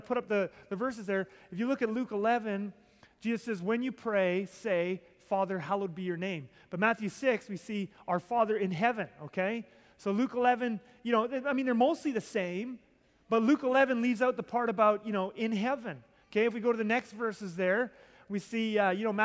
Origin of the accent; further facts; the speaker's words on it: Southern Ontario, Canada; I grew up in Southern Ontario